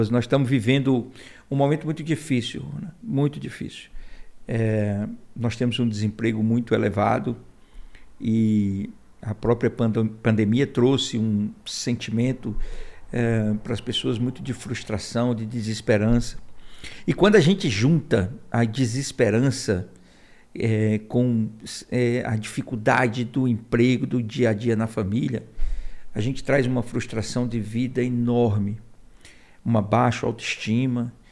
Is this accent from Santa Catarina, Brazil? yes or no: no; Fortaleza, Ceará, Brazil; moved away as an adult; also born or lived in Crato / Milagres; now in Brasília, Brazil; Eu nasci num hospital. É, e em seguida fomos para Milagres, mas eu com três anos fui para Fortaleza, fui criado lá. É, cheguei em Fortaleza em 1969.